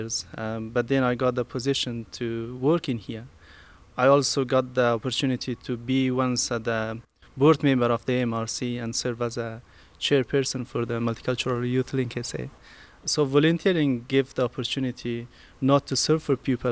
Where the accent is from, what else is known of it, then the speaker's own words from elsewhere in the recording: Afghanistan; moved away as an adult; now in Australia; I'm from Afghanistan.